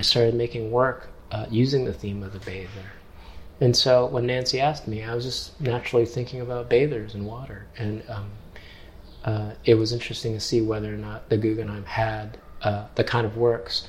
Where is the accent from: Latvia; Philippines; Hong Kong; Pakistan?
Hong Kong; now in New York, United States; I'm not from New York. I'm from Hong Kong. And Hong Kong is a peninsula, so I was surrounded by water